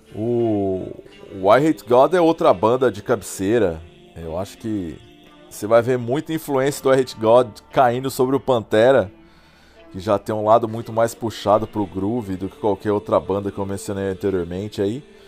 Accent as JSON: {"language": "Portuguese", "town": "Poços de Caldas", "region": "Minas Gerais", "country": "Brazil", "tie": "born or raised there", "said": "Tinha uma loja de disco lá na minha cidade, em Poço de Caldas"}